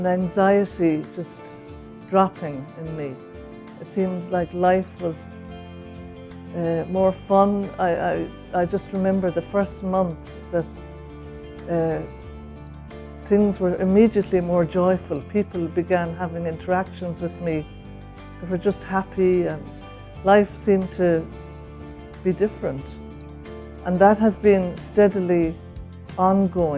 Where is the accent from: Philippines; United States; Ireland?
Ireland; I'm from Ireland.